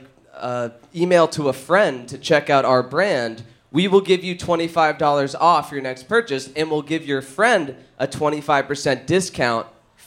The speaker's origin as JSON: {"language": "English", "town": "New Haven", "region": "Connecticut", "country": "United States", "said": "I am from New Haven, Connecticut."}